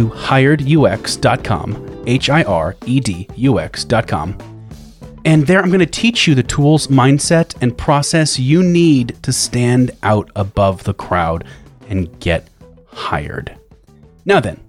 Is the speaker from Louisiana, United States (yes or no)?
yes; Lafayette, Louisiana, United States; moved away; also born or lived in Manhattan, New York; I was also born in Louisiana and lived in Manhattan for a while.